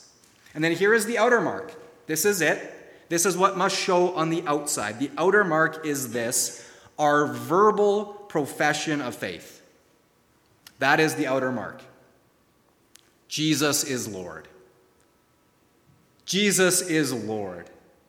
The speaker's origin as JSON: {"language": "English", "region": "Florida", "country": "United States", "tie": "born or raised there", "said": "Even though I grew up in Florida and was around that tree regularly as a child, I couldn't recognize a grapefruit tree on my most citrus-informed day."}